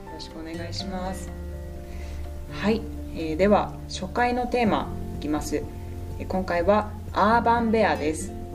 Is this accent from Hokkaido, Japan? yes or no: yes; Sapporo, Hokkaido, Japan; 生まれも育ちも札幌